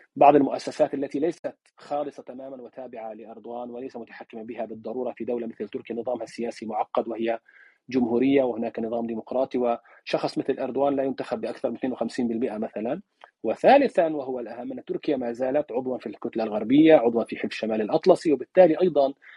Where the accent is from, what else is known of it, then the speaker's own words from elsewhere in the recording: Palestine; now in Turkey; انا لا اتحدث بها كفلسطيني